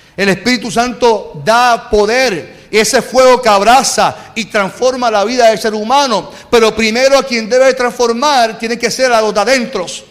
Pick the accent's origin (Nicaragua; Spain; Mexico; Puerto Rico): Puerto Rico; usted y yo que somos boricuas